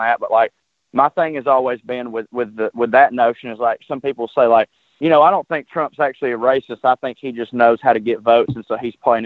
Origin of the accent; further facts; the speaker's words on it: the South, United States; I'm a liberal from the South